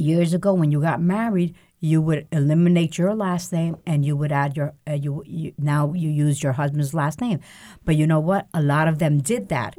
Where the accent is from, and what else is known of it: New Haven, Connecticut, United States; born or raised there; also born or lived in Lares, Puerto Rico